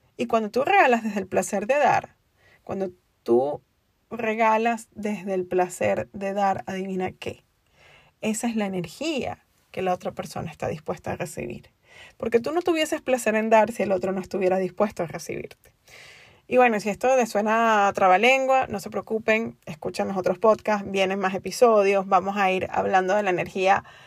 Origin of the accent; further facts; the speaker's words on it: Venezuela; moved away as an adult; also born or lived in Spain; now in United States; soy venezolana y viví en un país desde mis 19 años en o desde mis 20 años en un país donde básicamente no te daban a elegir